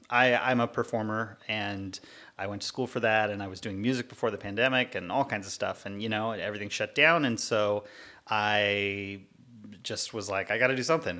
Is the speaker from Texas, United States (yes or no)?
no; Cypress, California, United States; also born or lived in Long Beach; I was born here in Long Beach and grew up not too far away in uh, in a town called Cypress, mm, right in hmm. Orange County